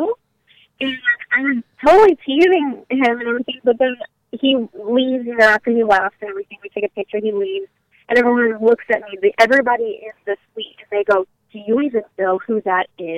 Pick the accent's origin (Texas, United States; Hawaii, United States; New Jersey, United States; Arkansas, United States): Texas, United States; Wimberley; moved away as an adult; now in California, United States; Small town outside of Austin, Wimberley